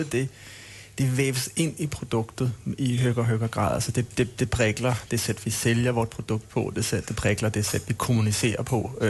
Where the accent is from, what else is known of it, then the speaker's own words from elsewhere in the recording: Denmark; Swedish is a second language; jag, jag, jag är dansk, jag är en gnällig dansk, så är det bara.